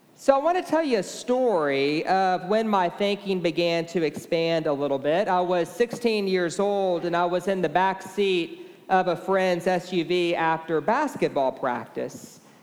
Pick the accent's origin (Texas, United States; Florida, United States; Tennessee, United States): Texas, United States; Beaumont; now in Austin, United States; I grew up in Beaumont, Texas, and I was raised at St. Mark's Episcopal